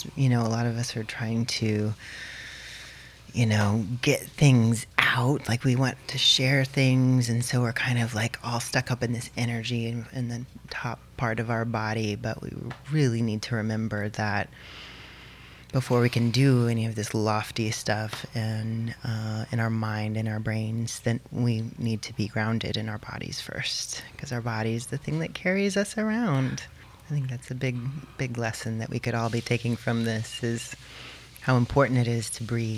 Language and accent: English; Austin, Texas, United States; I grew up here in Austin, and just a little bit west of Austin in a geodesic dome